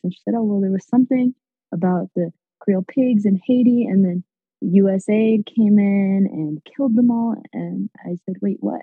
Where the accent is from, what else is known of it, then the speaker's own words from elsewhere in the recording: Mexico; moved away; also born or lived in Nicaragua / United States; I was born in Nicaragua, but I grew up in Mexico.